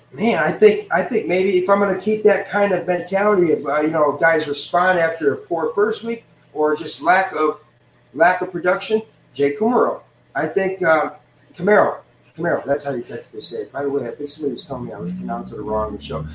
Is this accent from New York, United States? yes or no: yes; Le Roy, New York, United States; my hometown of Leroy, New York, just about an hour outside of Buffalo